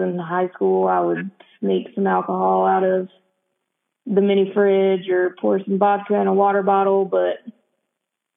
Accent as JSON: {"language": "English", "town": "Cherokee", "region": "North Carolina", "country": "United States", "said": "I'm from Cherokee, North Carolina."}